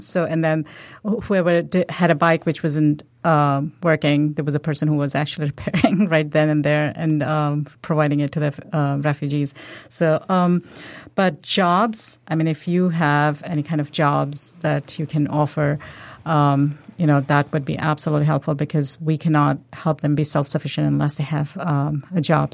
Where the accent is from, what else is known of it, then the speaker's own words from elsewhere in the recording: India; now in United States; I'm from India, um, originally.